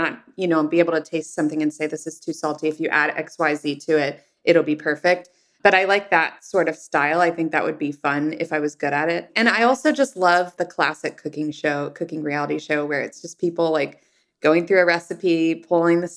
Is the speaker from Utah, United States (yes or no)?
no; Indianapolis, Indiana, United States; now in San Francisco, United States; grew up in Indiana in the suburbs. And so in the suburbs of Indianapolis, you drive everywhere